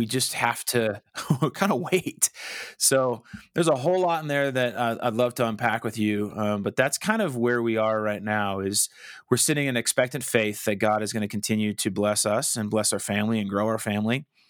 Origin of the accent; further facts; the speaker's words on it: Colorado Springs, Colorado, United States; moved away as an adult; also born or lived in Wichita, Kansas; I grew up in Colorado Springs